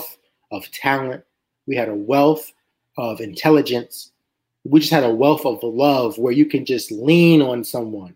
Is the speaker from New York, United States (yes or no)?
yes; New York City, New York, United States; now in Philadelphia, United States; I'm from New York City